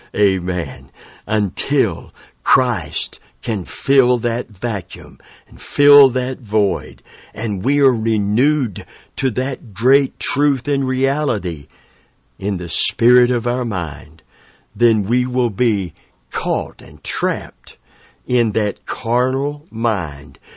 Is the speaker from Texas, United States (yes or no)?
no; Tampa, Florida, United States; I'm from Tampa, Florida